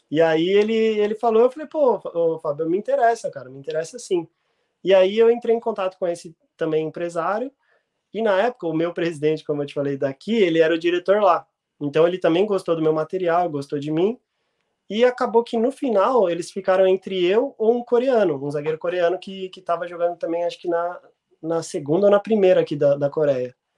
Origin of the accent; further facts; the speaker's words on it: São Paulo, Brazil; moved away; also born or lived in Rio Grande do Sul; como sou de São Paulo